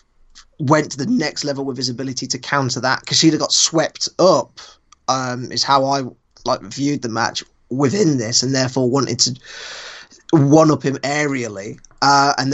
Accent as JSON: {"language": "English", "country": "United Kingdom", "said": "I'm British."}